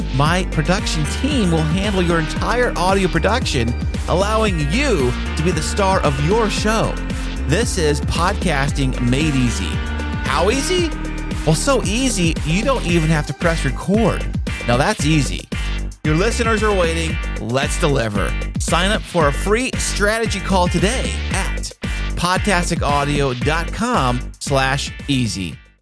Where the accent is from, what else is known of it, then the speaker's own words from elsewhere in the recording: United States; I'm American, so I don't know Dutch